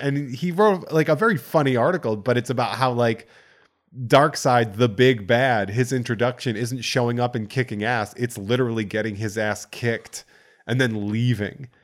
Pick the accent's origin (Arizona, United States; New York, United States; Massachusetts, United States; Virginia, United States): Massachusetts, United States; central; accent: Boston; I grew up on a farm in central Massachusetts.